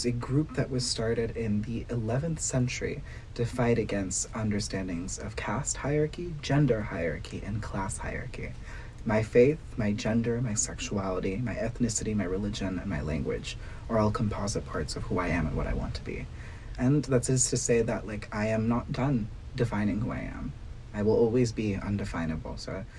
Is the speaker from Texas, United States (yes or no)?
yes; Dallas, Texas, United States; moved away as an adult; now in Washington, D.C., United States; I was born in Dallas, Texas, to Savita and Shankar Harapanahalli, immigrants from Karnataka and South India. And I am a very, very proud queer South Asian American.